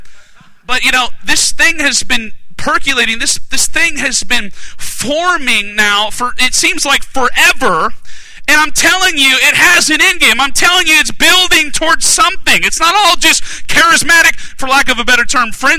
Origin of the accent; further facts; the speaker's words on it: Alaska, United States; now in South Carolina, United States; I'm from Alaska originally